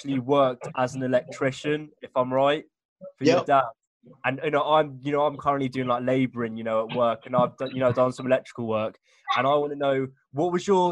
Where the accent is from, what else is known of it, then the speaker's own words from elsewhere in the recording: England, United Kingdom; I'm coming from England